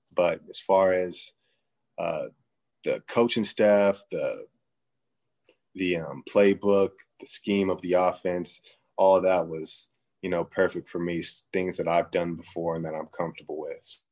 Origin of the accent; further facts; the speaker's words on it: San Jose, California, United States; moved away as an adult; my hometown, San Jose